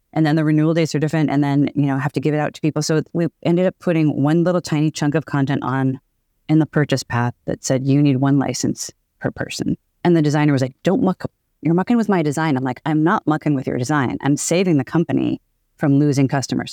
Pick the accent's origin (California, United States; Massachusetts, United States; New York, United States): Massachusetts, United States; Boston; now in Seattle, United States; I'm from Boston. I live in Seattle